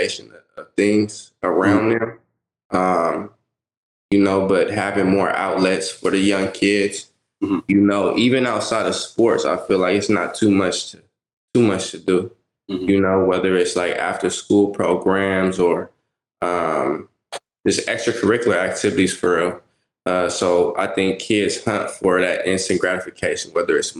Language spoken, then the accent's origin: English; Bay Area, Central Valley, California, United States; I'm originally from the Bay Area, and then transplanted into the Central Valley, you know. So parents moved me out to go to school